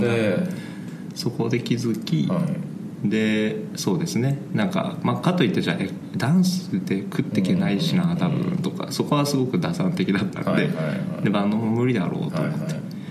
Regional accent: Ichinomiya, Aichi, Japan; also born or lived in Shiga / Konan, Aichi; 生まれはまた別で滋賀だったりするんですけどまあ、ほぼ育ちが愛知でで愛知の中のなんだろうなまあ、一宮市

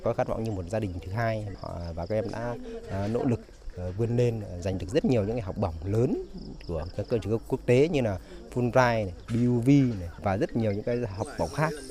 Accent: Nghệ An, Vietnam; em sinh năm 2003 và em đến từ Nghệ An ạ.

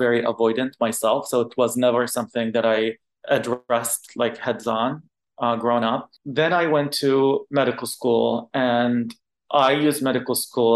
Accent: Qatar; first language Arabic; English is a second language; now in San Francisco, United States; I was born and raised in Qatar. I only spoke Arabic till I was in middle school / high school.

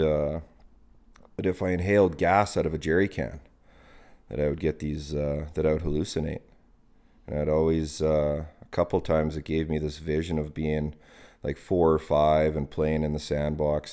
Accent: Calgary, Alberta, Canada; also born or lived in High River, Alberta; at age, I think it was age thirteen, we moved from the city, we moved from Marlboro Park out to High River.

